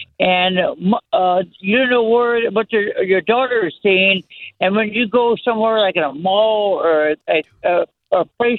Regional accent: Florida, United States; also born or lived in West Point, New York; I'm from Florida. I was born in West Point, New York.

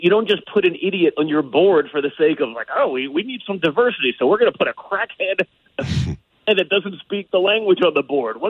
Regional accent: New York, United States; I'm from New York too

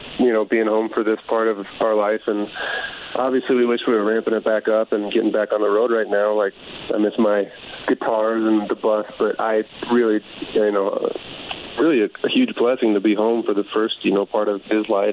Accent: Chicago, Illinois, United States; moved away; I'm from Chicago

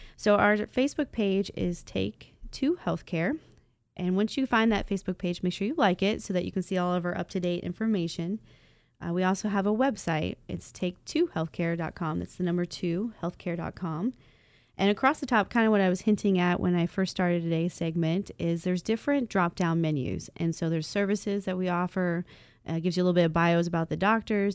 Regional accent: Dayton, Ohio, United States; I'm from North Dayton. Uh, so Inglewood, Vandalia, Huber Heights, those are my stomping grounds. Even into Beaver Creek and Fairfield, that's everywhere I grew up

